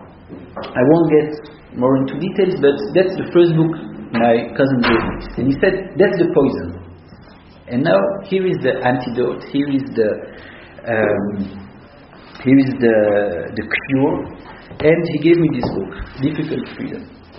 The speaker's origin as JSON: {"language": "English", "town": "Antwerp", "region": "Flanders", "country": "Belgium", "tie": "born or raised there", "also_born_or_lived": "Israel", "moved": "yes", "said": "I grew up in Antwerp, I told you, in the 80s."}